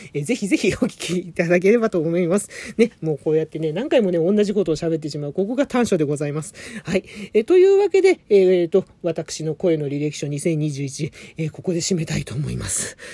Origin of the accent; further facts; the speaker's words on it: Adachi, Tokyo, Japan; 生まれも育ちも東京は足立区でございます